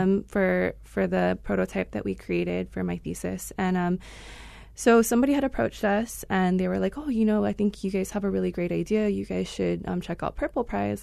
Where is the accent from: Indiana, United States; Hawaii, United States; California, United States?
Hawaii, United States; Wailua; also born or lived in Hilo / Kona; I'm originally from Wailua, Kauai. Mm-hmm. Um, that's where I was born and raised